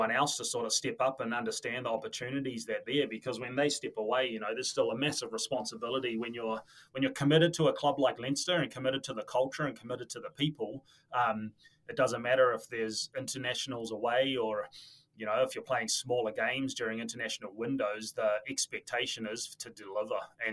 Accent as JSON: {"language": "English", "region": "Auckland", "country": "New Zealand", "tie": "born or raised there", "also_born_or_lived": "Dublin, Ireland", "moved": "as an adult", "said": "I was born and bred in Auckland"}